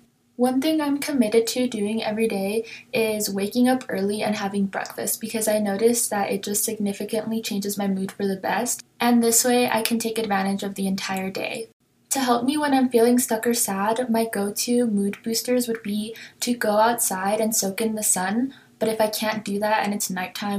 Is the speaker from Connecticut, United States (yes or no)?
no; Goodyear, Arizona, United States; I'm a junior from Goodyear, Arizona